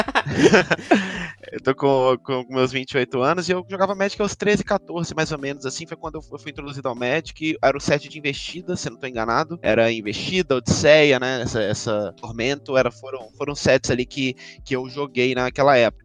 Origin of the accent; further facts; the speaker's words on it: Belo Horizonte, Minas Gerais, Brazil; moved away as an adult; now in São Paulo, Brazil; eu nasci em Belo Horizonte, né? É, Minas Gerais. E eu moro em São Paulo há cinco anos